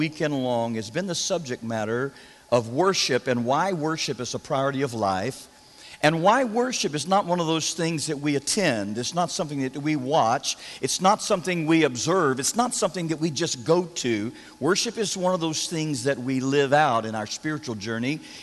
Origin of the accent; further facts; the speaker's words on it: Florida, United States; I'm from Florida